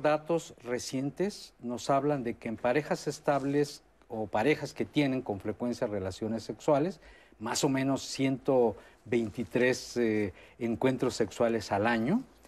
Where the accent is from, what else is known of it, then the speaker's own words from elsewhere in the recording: Mexico; en el medio mexicano somos muy